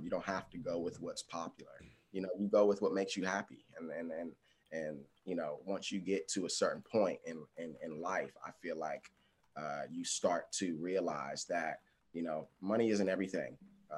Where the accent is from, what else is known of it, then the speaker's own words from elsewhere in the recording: Washington, District of Columbia, United States; also born or lived in Los Angeles; my hometown